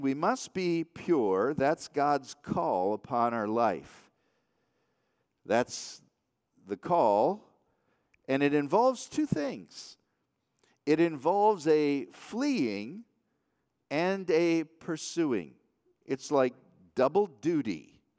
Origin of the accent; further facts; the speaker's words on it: Waterford, Michigan, United States; I grew up in the Waterford, Michigan area